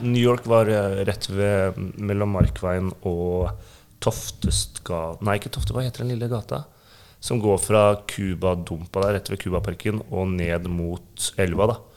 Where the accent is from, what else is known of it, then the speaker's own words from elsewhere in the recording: Oslo, Norway; jeg er fra Grünerløkka.